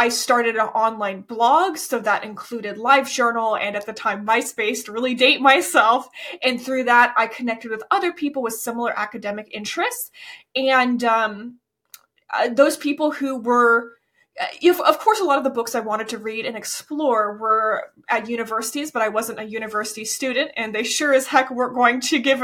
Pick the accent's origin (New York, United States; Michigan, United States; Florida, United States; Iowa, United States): Florida, United States; I grew up in Florida